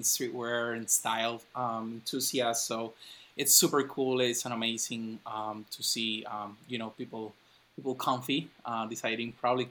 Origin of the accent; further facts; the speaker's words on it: Ponce, Puerto Rico; I'm from Puerto Rico, I'm from Ponce, I'm from the South